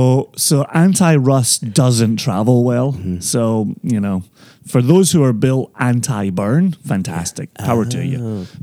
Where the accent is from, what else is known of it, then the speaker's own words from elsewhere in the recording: Scotland, United Kingdom; I am the Scotsman on the beach.